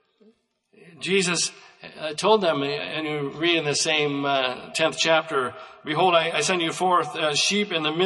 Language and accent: English; United States; I grew up in Douglas County, and at that time, in my growing up years, they said that was sheep country, that county had more sheep than any county in the United States